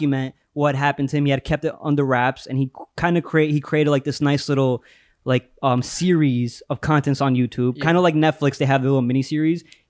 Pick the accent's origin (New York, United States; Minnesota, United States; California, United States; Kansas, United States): New York, United States; New York City; We're from New York. We're from Queens, New York